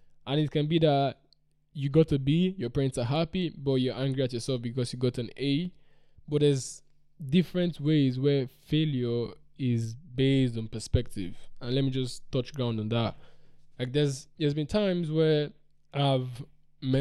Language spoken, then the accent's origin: English; Nigeria; I come from Nigeria